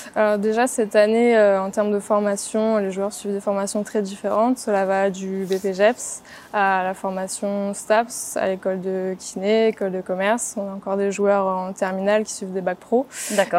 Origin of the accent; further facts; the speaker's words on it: Reims, Grand Est, France; moved away as an adult; also born or lived in Paris / Dijon; now in Toulon, France; je suis originaire de Reims